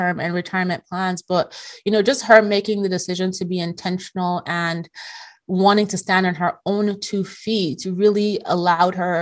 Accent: Nigeria; moved away as an adult; also born or lived in Europe; I graduated high school in Nigeria

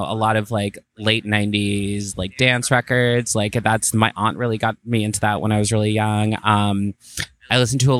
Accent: Jacksonville, Florida, United States; also born or lived in North Carolina; So I was born in North Carolina. And then I grew up in Jacksonville, Florida

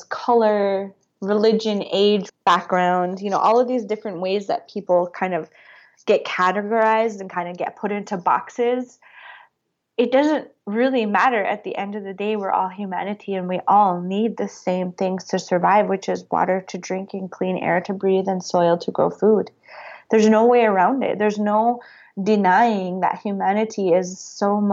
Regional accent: North Dakota, United States; now in Montana, United States; I grew up in rural communities. I grew up in North Dakota. I'm in Montana now.

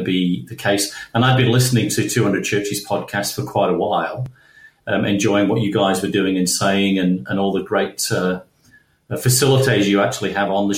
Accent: Manchester, North West England, United Kingdom; now in Perth, Australia; I grew up in Manchester in northern England, and I would go to school in the dark and come home in the dark

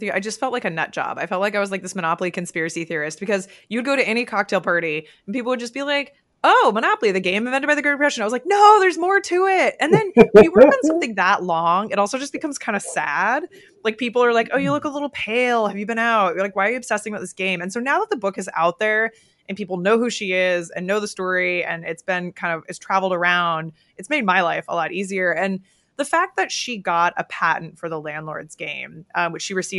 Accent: Oregon, United States; I grew up in Oregon, so it was rainy all the time.

